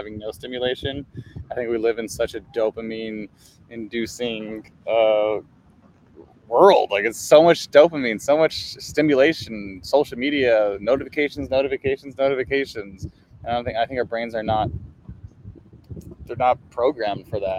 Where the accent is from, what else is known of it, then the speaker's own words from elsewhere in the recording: Culver City, California, United States; I grew up in Culver City